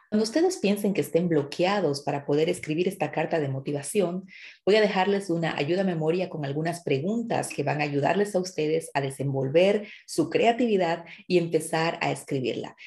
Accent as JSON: {"language": "Spanish", "country": "Bolivia", "moved": "yes", "lives_now": "Germany", "said": "vengo de Bolivia"}